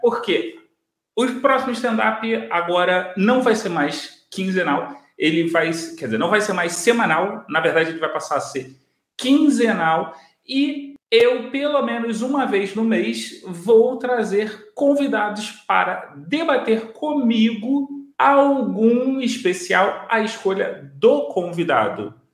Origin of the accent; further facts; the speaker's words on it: Rio de Janeiro, Brazil; eu sou de Bangu, e tem a fábrica Bangu